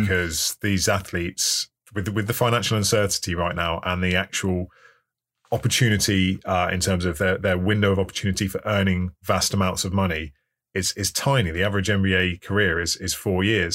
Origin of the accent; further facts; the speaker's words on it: England, United Kingdom; I'm English